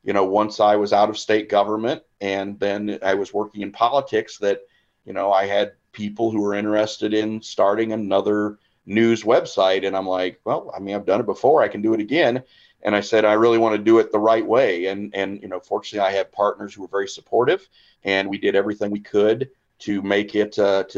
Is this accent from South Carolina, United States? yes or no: no; Perry, Missouri, United States; also born or lived in Hannibal, Missouri / Quincy, Illinois; Born in Hannibal, and then I grew up in Perry